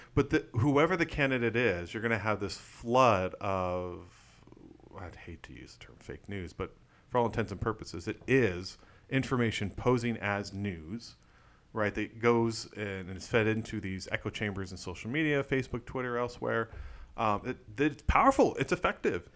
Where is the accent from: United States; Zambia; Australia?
United States; Arizona; moved away as an adult; I was born in Arizona